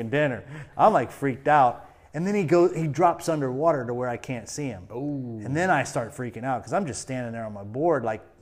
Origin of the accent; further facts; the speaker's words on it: Florida, United States; I, I grew up on the St. Johns River, like about an hour from the coast.